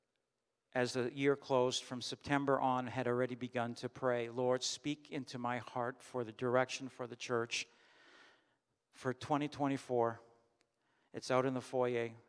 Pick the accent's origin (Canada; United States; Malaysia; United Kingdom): Canada; as a German of German descent, I'm Canadian, and I was born here.